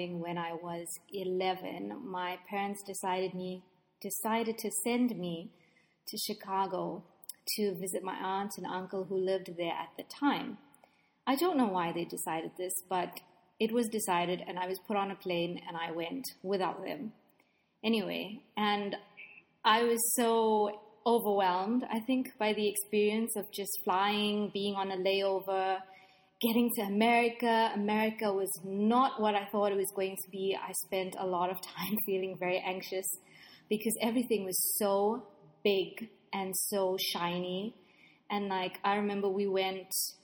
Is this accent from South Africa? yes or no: yes; South Africa; moved away as an adult; also born or lived in South Korea / Kuwait; now in United Arab Emirates; I'm from South Africa